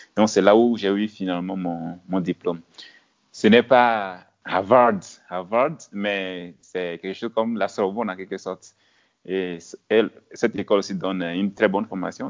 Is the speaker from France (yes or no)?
no; village 100 km from Lomé, Plateaux, Togo; moved away as an adult; also born or lived in Kpalimé, Togo / Senegal / New York, United States; now in Addis Ababa, Ethiopia; Je suis né dans, dans un village qui est à 100 km de Lomé. Lomé, c'est la capitale du Togo. Je suis togolais. Et c'est dans ce village de, disons, 500 habitants environ. Oui, 500 habitants environ. C'est là où j'ai fait mes, le primaire